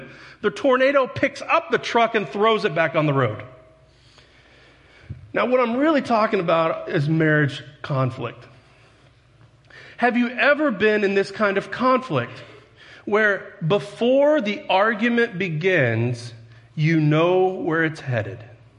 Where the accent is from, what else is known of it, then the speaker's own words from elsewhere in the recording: Texas, United States; now in Paragould, United States; See, my Texas, I grew up in Texas, and it took me 2 years to get rid of that accent. And I've been in Paragould long enough, that southern accent's starting to rub off on me.